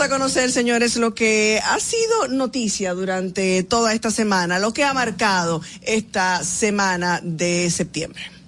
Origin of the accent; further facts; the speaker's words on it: Dominican Republic; como ciudadanos, como dominicanos